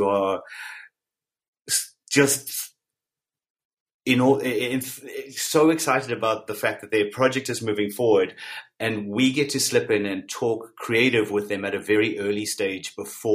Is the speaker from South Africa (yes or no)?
yes; South Africa; I was born and raised in South Africa